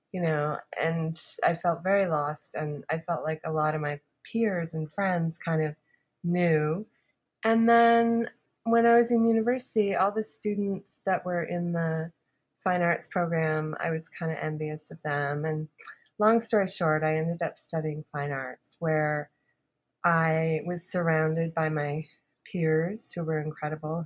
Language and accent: English; Halifax, Nova Scotia, Canada; when I was growing up in Halifax